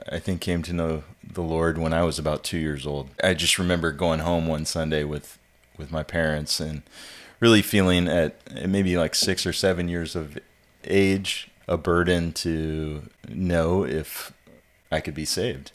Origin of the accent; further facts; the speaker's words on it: Ellensburg, Washington, United States; moved away as an adult; also born or lived in California / Haiti; now in Pensacola, United States; I'm originally from the Pacific Northwest. I was uh, born and raised up there in Ellensburg, Washington, and then moved down to California for college